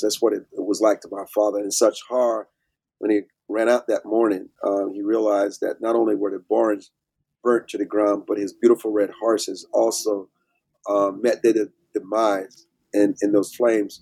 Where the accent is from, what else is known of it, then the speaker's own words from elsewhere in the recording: Deep South, United States; I grew up in the Deep South um, on my family's farm